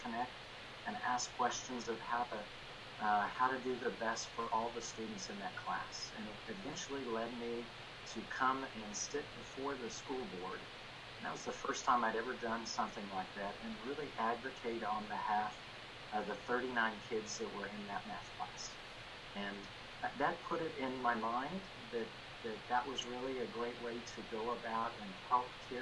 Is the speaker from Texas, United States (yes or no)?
yes; Dallas, Texas, United States; now in Cedar Hill, United States; I attended Lake Highlands High School